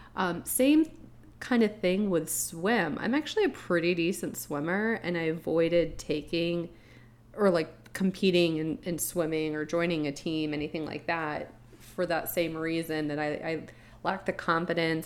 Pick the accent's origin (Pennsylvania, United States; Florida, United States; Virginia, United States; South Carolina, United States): Florida, United States; you and I grew up in Florida